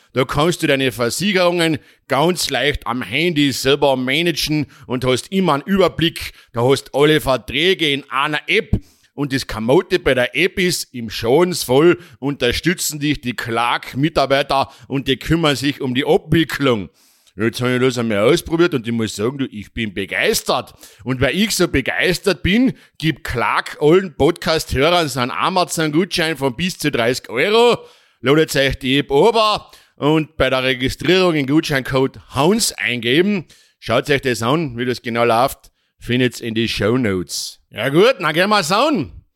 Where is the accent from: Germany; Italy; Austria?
Austria; bei uns in Österreich